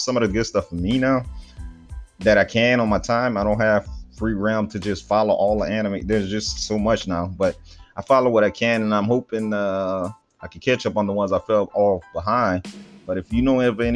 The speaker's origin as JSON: {"language": "English", "area": "Cajun region, the South", "region": "Louisiana", "country": "United States", "moved": "yes", "said": "But I'm from the Cajun region down there in the South."}